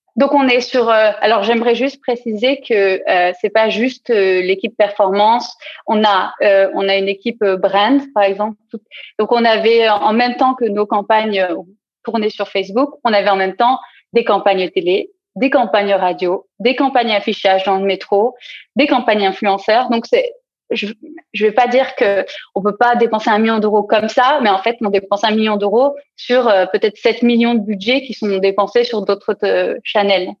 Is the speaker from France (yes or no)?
yes; south-east France, France; moved away as an adult; also born or lived in Lyon / Paris; now in Berlin, Germany; je suis originaire du sud-est de la France